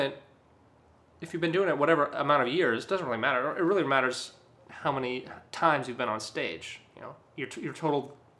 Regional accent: Orange County, California, United States; I'm from Orange County.

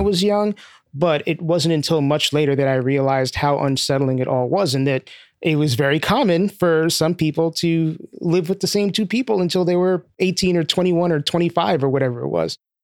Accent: New York City, New York, United States; also born or lived in Bushwick, Brooklyn / Southfield, Michigan; I grew up in East Flatbush, primarily. I lived in a couple of different places I was born and initially lived in Bushwick, moved to East Flatbush when I was three, left for a couple of years when I was eight, and then came back when I was eleven.

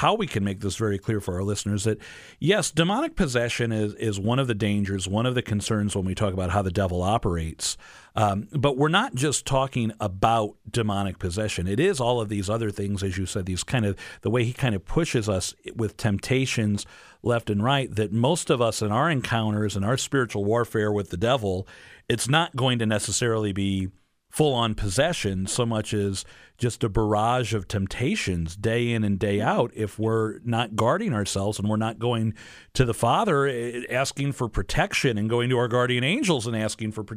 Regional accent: St. Louis, Missouri, United States; here in my hometown of St. Louis, Missouri

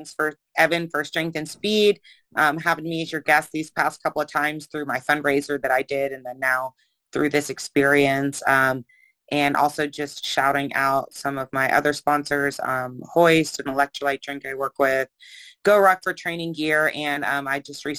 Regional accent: Atlanta, Georgia, United States; So I am from Atlanta.

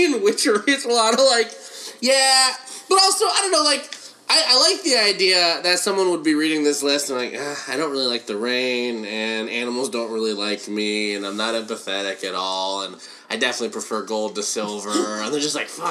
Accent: California, United States; I'm also from California

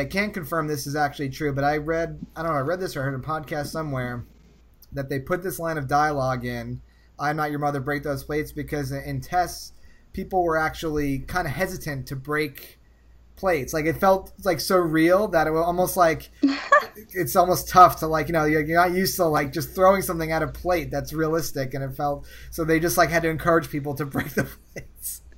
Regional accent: Northeast, United States; I'm from the Northeast

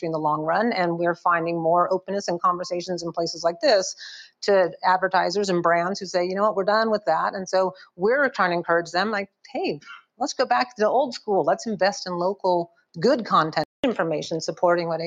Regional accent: United States; as an American

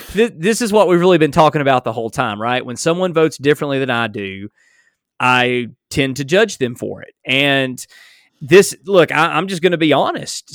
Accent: Alabama, United States; accent: strong southern drawl; I'm from Alabama or simply because I have a strong southern drawl

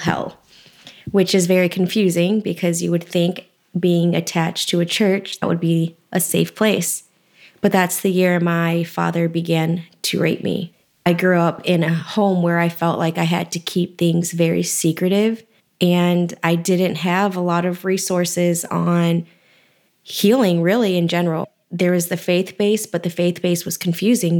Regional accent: Lansing, Michigan, United States; also born or lived in Texas; I was born in Texas, but raised in Lansing, Michigan

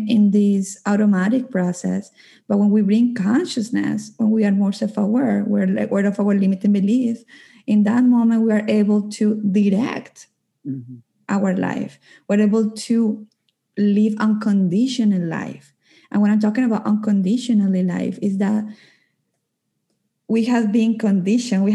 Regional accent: Colombia; moved away as an adult; now in Calgary, Canada; I'm originally from Colombia, but I live in Canada, in Calgary. I have been living in Canada for 12 years

